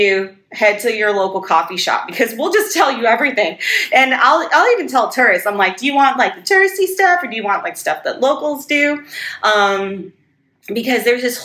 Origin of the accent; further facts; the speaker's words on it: Guam; moved away as an adult; now in Las Vegas, United States; I grew up on Guam. So I spent most of my childhood there.